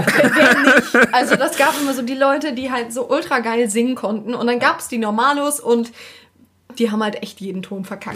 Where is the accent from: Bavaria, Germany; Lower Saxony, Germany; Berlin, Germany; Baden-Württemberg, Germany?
Berlin, Germany; now in Hamburg, Germany; Ursprünglich komme ich ja aus Berlin